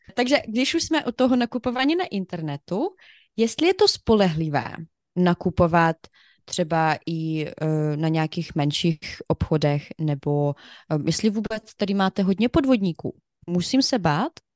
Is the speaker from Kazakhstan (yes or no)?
no; Ukraine; Czech is a second language; now in Czech Republic; u nás na Ukrajině my říkáme 200 gramů